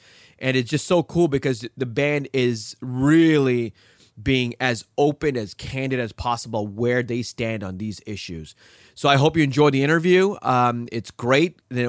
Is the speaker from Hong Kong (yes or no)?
yes; Hong Kong; I grew up in Hong Kong.